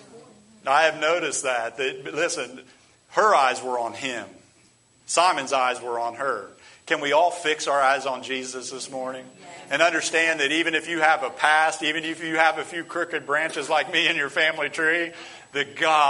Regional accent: Chillicothe, United States; moved away; My family still run into people up in my hometown of Chillicothe

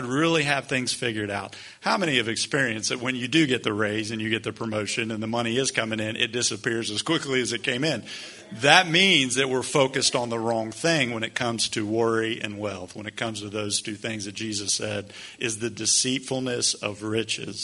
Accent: United States; as American Christians

